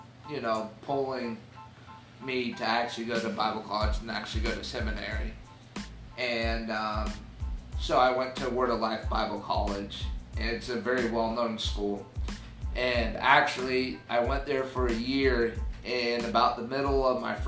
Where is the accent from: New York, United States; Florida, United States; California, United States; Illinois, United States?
Florida, United States; I'm actually sixth generation, you know, Floridian